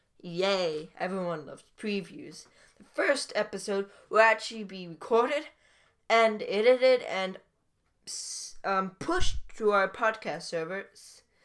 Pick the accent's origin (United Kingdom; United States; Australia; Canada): Canada; Yeah, I am Canadian.